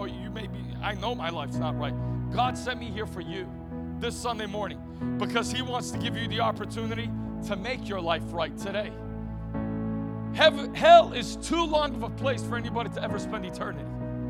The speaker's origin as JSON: {"language": "English", "town": "North York", "region": "Ontario", "country": "Canada", "tie": "born or raised there", "said": "I grew up in North York, Ontario, right outside of Toronto."}